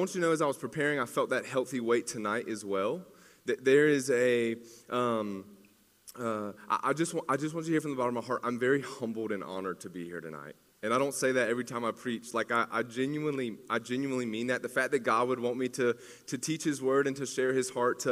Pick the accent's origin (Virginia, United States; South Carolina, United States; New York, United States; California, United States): South Carolina, United States; Greenville; now in Clemson, United States; I'm from Greenville.